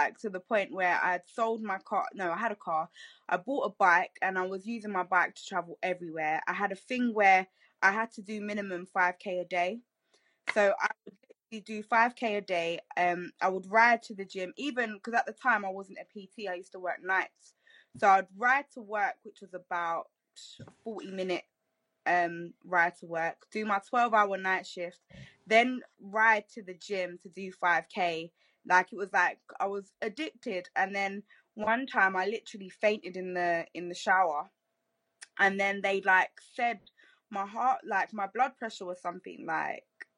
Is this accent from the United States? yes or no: no; London, United Kingdom; when you're from here